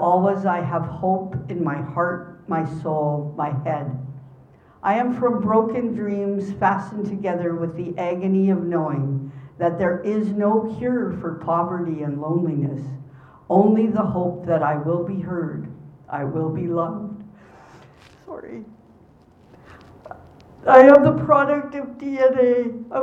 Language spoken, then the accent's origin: English; Winnipeg, Manitoba, Canada; growing up in Winnipeg